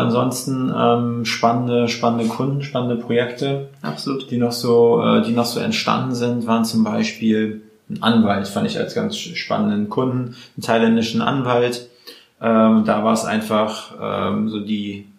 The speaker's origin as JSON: {"language": "German", "region": "Mecklenburg-Vorpommern", "country": "Germany", "moved": "yes", "lives_now": "Berlin, Germany", "said": "wir sind ja Mecklenburger Jungs"}